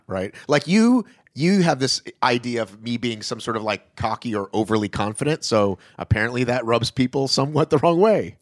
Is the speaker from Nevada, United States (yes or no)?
no; Atlanta, Georgia, United States; moved away as an adult; also born or lived in Boston / Los Angeles; now in Atlanta, United States; I was born in Boston, but I grew up in Atlanta